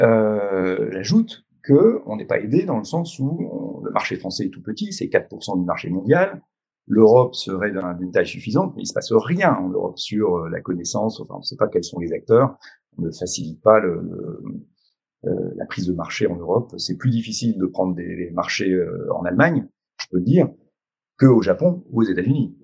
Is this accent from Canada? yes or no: no; France